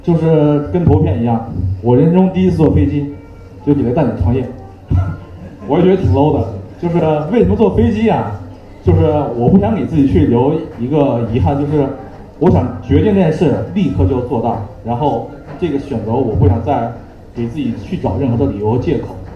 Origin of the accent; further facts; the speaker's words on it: Hunan, China; also born or lived in Beijing; 为什么我突然从湖南来到这块儿？就第一点，是因为我对北京还是有情节的，就是你在北京漂了一段时间，你漂不下去了，回去了